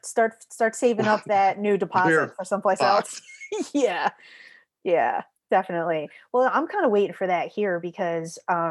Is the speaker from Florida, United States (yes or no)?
no; Philadelphia, Pennsylvania, United States; now in Los Angeles, United States; I'm from Philly.